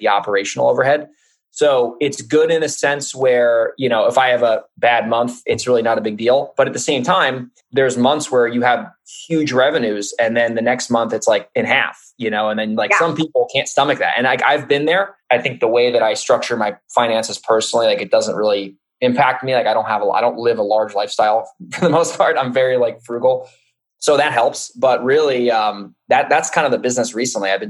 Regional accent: New York, United States; moved away as an adult; now in San Diego, United States; I live in San Diego. I'm from New York. Maybe the accent can give it away. Moved out here after college.

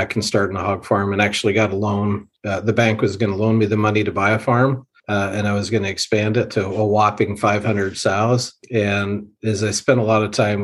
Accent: Western Kansas, United States; I grew up in Western Kansas

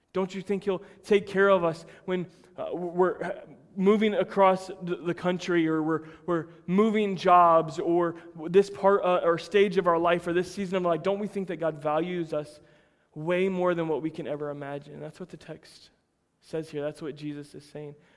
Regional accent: United States; I'm American through and through. I'm about as white boy as it gets, raised in a little country town that grew strawberries

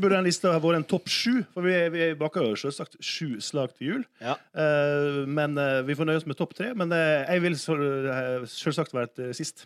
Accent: Sunnmøre, Møre og Romsdal, Norway; jeg er jo sunnmøring, og sunnmøringer elsker jo å spare penger

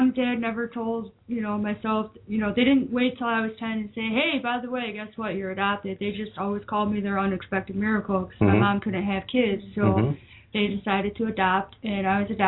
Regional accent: Woodstock, Illinois, United States; born or raised there; also born or lived in Baton Rouge, Louisiana

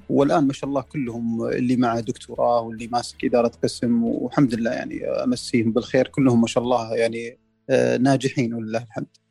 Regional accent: Saudi Arabia; احنا كسعوديين

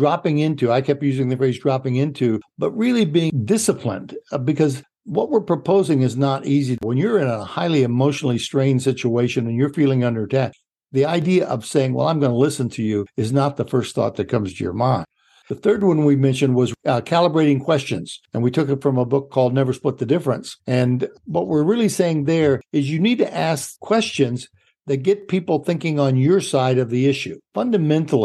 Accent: Illinois, United States; I'm from Illinois

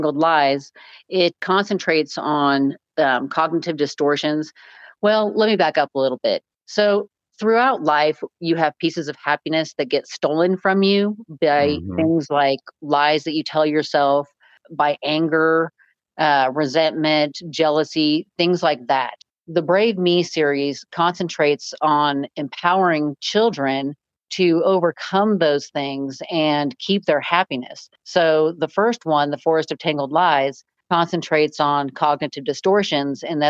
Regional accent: California, United States; moved away as an adult; now in Kansas, United States; Originally, I'm from California, joined the Marines right out of high school

